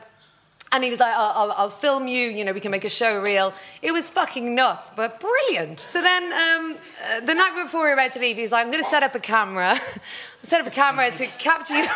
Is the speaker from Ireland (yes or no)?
yes; Drogheda, Leinster, Ireland; also born or lived in Hackney, London; my hometown of Drogheda